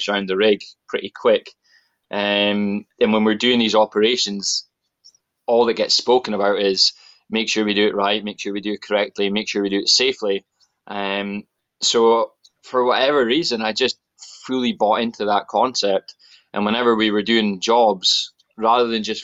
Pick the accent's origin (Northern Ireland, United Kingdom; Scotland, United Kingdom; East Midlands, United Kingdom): Scotland, United Kingdom; Aberdeen; I am born and raised in Aberdeen, northeast of Scotland